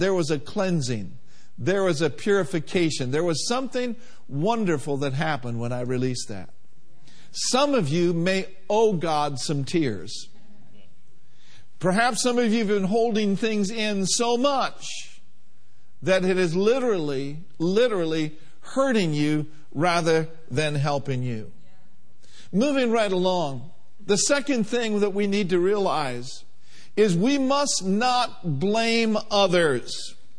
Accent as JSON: {"language": "English", "town": "Minneapolis", "region": "Minnesota", "country": "United States", "tie": "born or raised there", "said": "I was the youngest of four, born and raised in Minneapolis, Minnesota"}